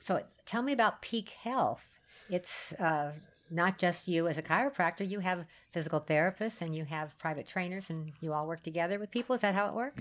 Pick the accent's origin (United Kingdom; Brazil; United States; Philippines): United States; California; I'm a Californian